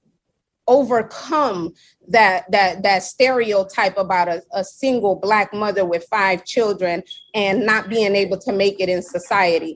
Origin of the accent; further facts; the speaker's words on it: Seattle, Washington, United States; also born or lived in New York; now in Miami, United States; I was born in New York, but raised in Seattle